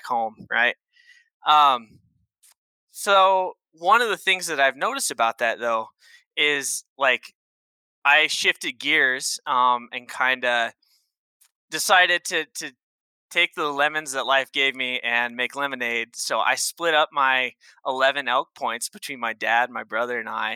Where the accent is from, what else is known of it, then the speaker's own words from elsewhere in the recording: Northeast Oregon, United States; now in Wyoming, United States; I grew up in Northeast Oregon. We're talking the high desert side of the state